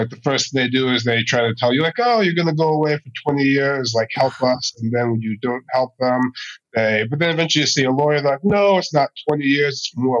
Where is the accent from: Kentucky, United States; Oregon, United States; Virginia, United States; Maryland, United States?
Maryland, United States; moved away as an adult; also born or lived in New Haven, Connecticut / Baltimore; now in Israel; My parents moved to Maryland when I was really young. Mm-hmm. Like out country boondocks, Maryland. Like the house I grew up in, you look out the window and you just see cornfields.